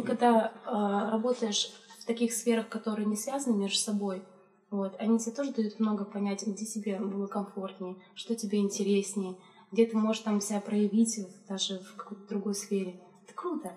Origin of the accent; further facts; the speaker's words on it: Chelyabinsk, Chelyabinsk Oblast, Russia; я из Челябинска, у меня там родители